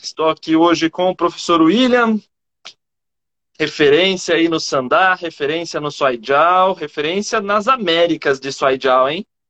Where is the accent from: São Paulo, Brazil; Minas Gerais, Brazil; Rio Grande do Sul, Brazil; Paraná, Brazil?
São Paulo, Brazil; Campinas; eu sou de Campinas